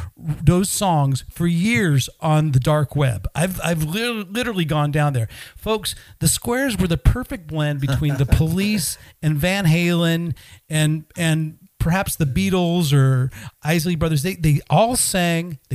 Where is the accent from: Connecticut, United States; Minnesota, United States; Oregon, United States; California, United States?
California, United States; Pleasanton; I grew up in a little bit more East Bay. I grew up in Pleasanton